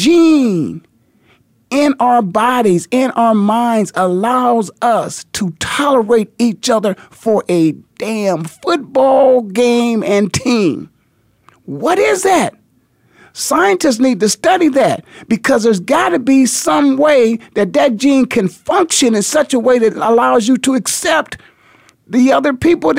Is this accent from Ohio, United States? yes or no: yes; Canton, Ohio, United States; born and raised in Canton, Ohio, the Hall of Fame city